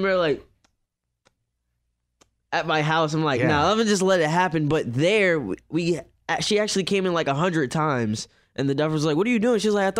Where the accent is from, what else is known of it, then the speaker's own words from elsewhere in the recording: New York, United States; New York.